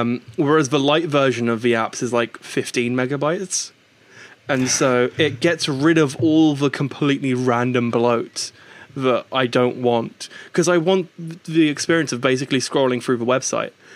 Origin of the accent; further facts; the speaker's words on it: United Kingdom; moved over to the UK roughly twenty years ago, which is where I was born and raised